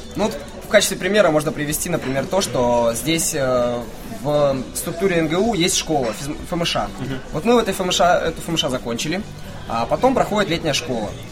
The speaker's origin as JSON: {"language": "Russian", "town": "Pavlodar", "region": "Pavlodar Region", "country": "Kazakhstan", "moved": "yes", "lives_now": "Novosibirsk, Russia", "said": "Я сам вообще из Казахстана"}